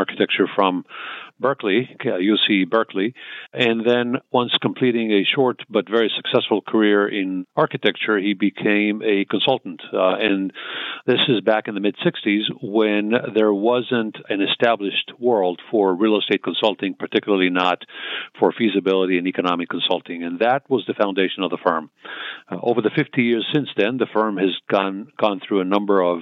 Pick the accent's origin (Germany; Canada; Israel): Israel; moved away as an adult; also born or lived in Tel Aviv, Israel / southern Israel; now in United States; I was born and raised in Israel, in Tel Aviv, then ended up, my parents moved to the south